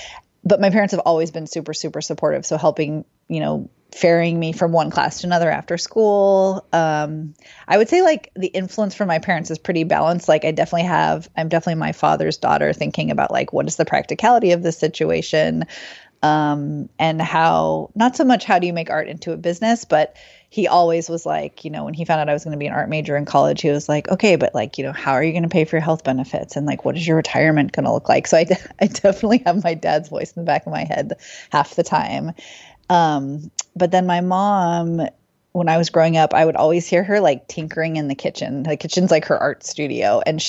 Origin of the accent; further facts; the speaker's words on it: Oakland, California, United States; Yeah, I am from the Bay Area, from Oakland. So East Bay, for anyone who knows.